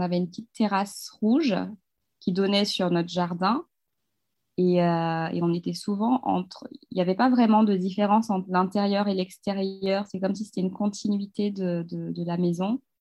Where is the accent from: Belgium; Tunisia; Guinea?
Guinea; Kamsar, Boké Region; moved away as an adult; also born or lived in Paris, France; now in France; j'ai grandi dans une ville minière qui s'appelle Kamsar, en Guinée-Conakry, donc en Afrique de l'Ouest.